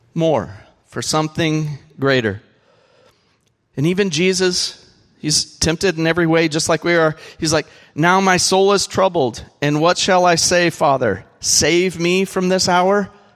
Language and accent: English; California, United States; moved away; I am from a place where they have these things called sequoias